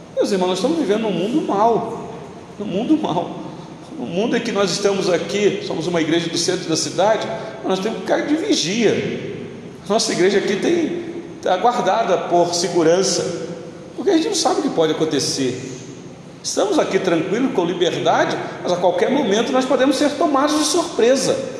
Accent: Rio de Janeiro, Brazil; Eu sou natural do Rio de Janeiro

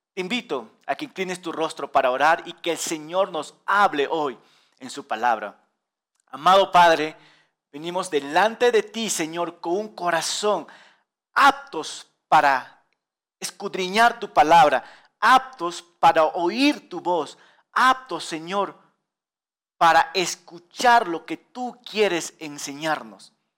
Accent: Peru; nosotros los peruanos, orgullosos

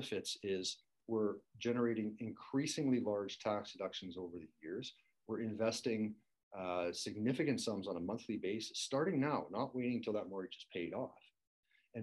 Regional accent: Canada; we Canadians

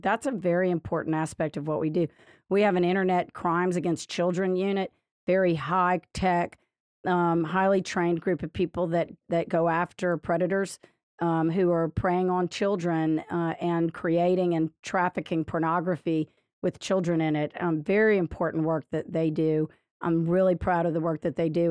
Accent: Lafayette, Louisiana, United States; now in Baton Rouge, United States; I grew up in Lafayette and lived most of my life there

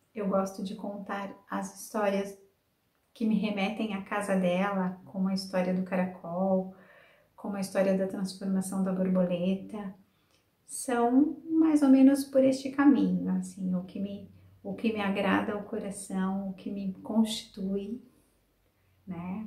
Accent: Sumaré, São Paulo, Brazil; Eu nasci na cidade de Sumaré, onde eu passei a minha infância e adolescência

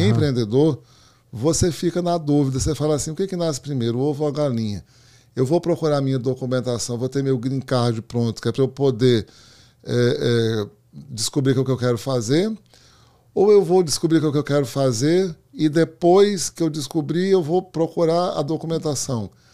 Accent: Brazil; moved away as an adult; now in Miami, United States; continuar no Brasil

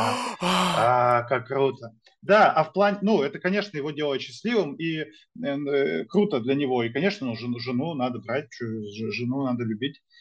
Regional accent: Sarapul, Udmurtia, Russia; also born or lived in Izhevsk; я из города Сарапул, это все Удмуртская республика

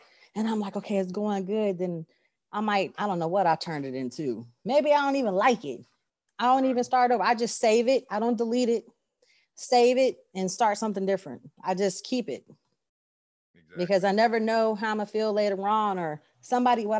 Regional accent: California, United States; now in Texas, United States; I grew up in Cali.

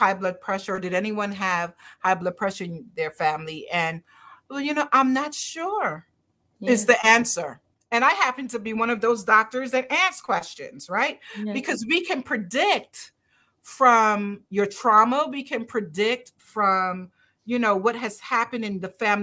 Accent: Barbados; I'm Caribbean, as are you. I'm from Barbados

